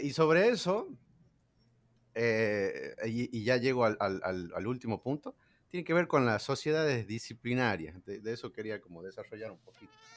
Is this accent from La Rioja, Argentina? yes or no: yes; La Rioja, Argentina; yo soy de La Rioja